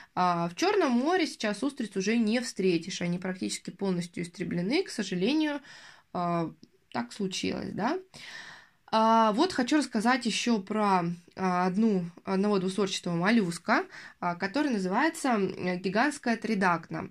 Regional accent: Yaroslavl, Yaroslavl Oblast, Russia; я, в частности, из Ярославля

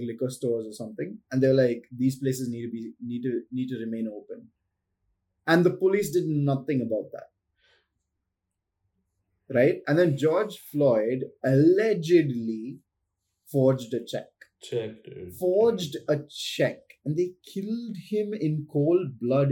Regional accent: Chennai, Tamil Nadu, India; I grew up in Chennai, like metropolitan Chennai

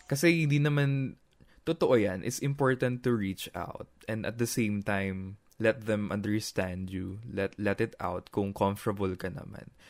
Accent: Nueva Ecija, Central Luzon, Philippines; Ako taga Nueva Ecija, taga, doon ako sa gitna

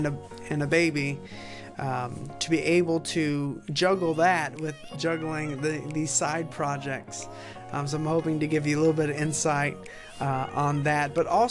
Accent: Chicago, Illinois, United States; born there; I was born right outside of Chicago, Illinois

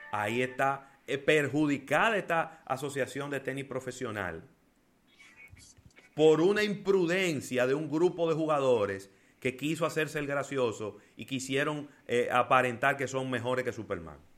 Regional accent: Dominican Republic; los héroes son los médicos y también somos los dominicanos

